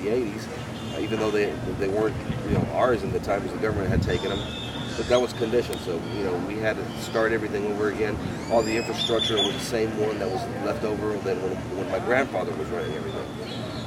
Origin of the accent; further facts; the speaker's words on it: United States; also born or lived in Nicaragua; I grew up in the United States in the 80s